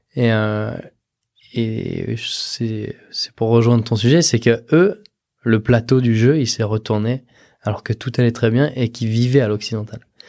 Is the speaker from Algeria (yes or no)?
no; Southern Alps, France; moved away; je suis parti des Alpes du Sud